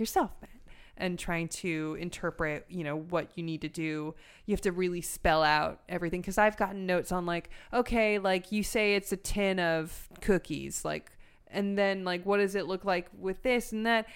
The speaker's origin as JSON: {"language": "English", "town": "Los Angeles", "region": "California", "country": "United States", "said": "I'm from North Hollywood"}